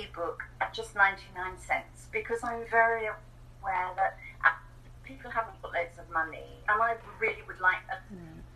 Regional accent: England, United Kingdom; moved away as an adult; now in New Zealand; I'm English, so I'm an immigrant to New Zealand. I immigrated here 10 years ago. Okay. So I grew up in England

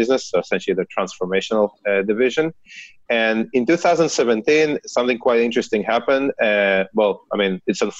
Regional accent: Israel; accent: Israeli; I actually started in the Israeli Cyber Command, as you can hear from my accent

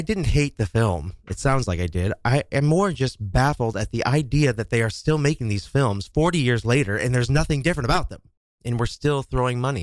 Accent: Kansas, United States; now in New York City, United States; my home state of Kansas

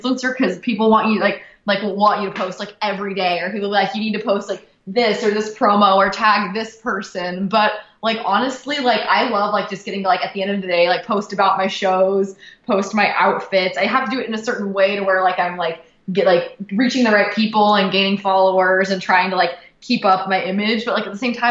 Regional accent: Brea, California, United States; I lived in the same like area all my life, like Brea, California. It's Fullerton

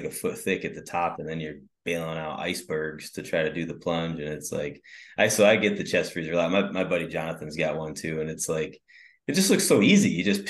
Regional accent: Northern Michigan, United States; I grew up in Northern Michigan

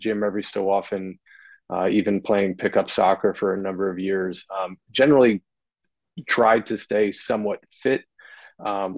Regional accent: New Jersey, United States; now in Wilmington, United States; I'm from New Jersey

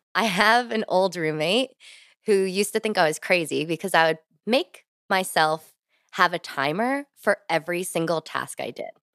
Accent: New Jersey, United States; moved away as an adult; also born or lived in Virginia / New York City; now in Washington, D.C., United States; born and raised in New Jersey

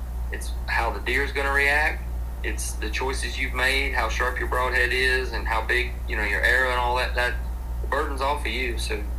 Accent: Douglasville, Georgia, United States; We grew up in Douglasville

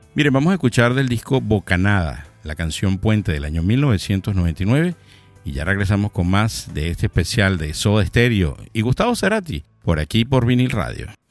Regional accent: Maracay, Aragua, Venezuela; now in Miami, United States; de Maracay, de donde soy yo

